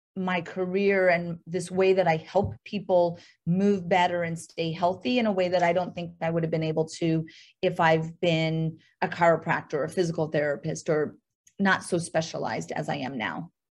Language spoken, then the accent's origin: English; North Dakota, United States; moved away; I am actually from North Dakota